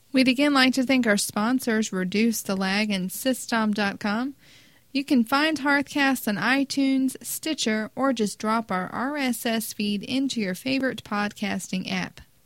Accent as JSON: {"language": "English", "country": "United States", "said": "we're American."}